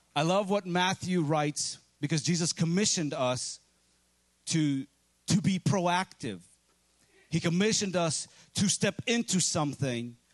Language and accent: English; Ukraine; moved away; I'm from Ukraine